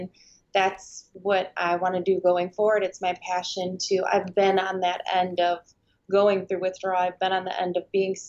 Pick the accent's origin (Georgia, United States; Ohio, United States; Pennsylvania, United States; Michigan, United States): Michigan, United States; moved away as an adult; now in Clearwater, United States; I am actually from Michigan